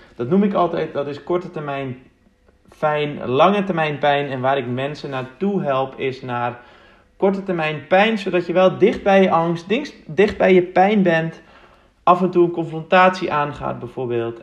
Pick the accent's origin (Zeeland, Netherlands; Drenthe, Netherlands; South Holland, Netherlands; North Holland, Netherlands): North Holland, Netherlands; Uitgeest; now in Amsterdam, Netherlands; Ik ben opgegroeid in Mooi Uitgeest